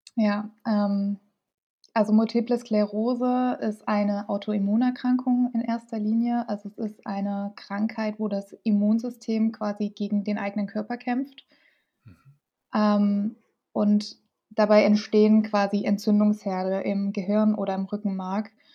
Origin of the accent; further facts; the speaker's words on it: Dresden, Saxony, Germany; ich komme aus Dresden